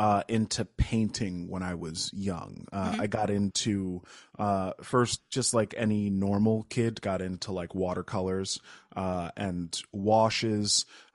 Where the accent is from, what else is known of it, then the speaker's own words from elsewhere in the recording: New Paltz, New York, United States; also born or lived in Kingston; So I'm from about 2 hours north of New York City. I was born in Kingston, but was raised in New Paltz. That's where my parents brought me home to.